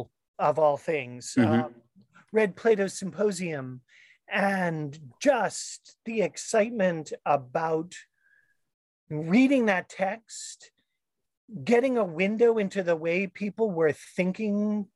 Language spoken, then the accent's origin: English; St. Louis, Missouri, United States; I grew up in the Midwest, went mm-hmm. to a public school in St. Louis